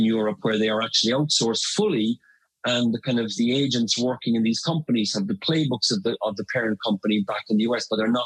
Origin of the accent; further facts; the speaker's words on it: Ireland; first language English; now in London, United Kingdom; I'm based in London, but I'm from Ireland